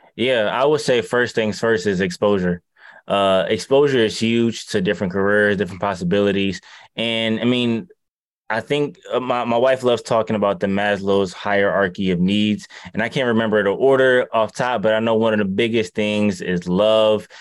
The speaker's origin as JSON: {"language": "English", "town": "Detroit", "region": "Michigan", "country": "United States", "said": "I'm from Detroit"}